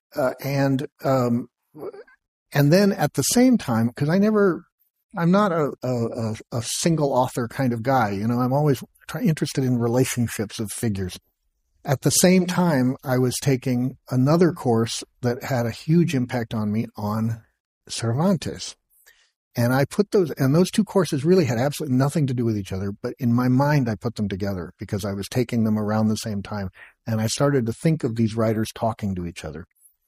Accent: Los Angeles, California, United States; I'm from Los Angeles

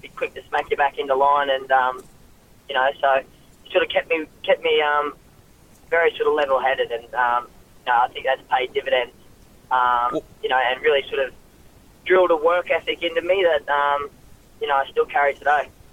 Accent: Ipswich, Queensland, Australia; moved away as an adult; now in Sydney, Australia; I was born in Queensland, um, um, Ipswich, Queensland.

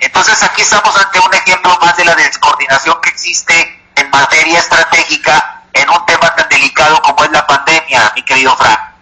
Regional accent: Mexico

